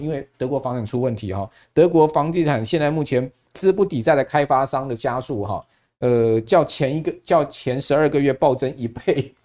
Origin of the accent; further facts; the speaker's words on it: Taiwan; 他跟我们台湾人不一样， 我们台湾人是有钱人才看价钱的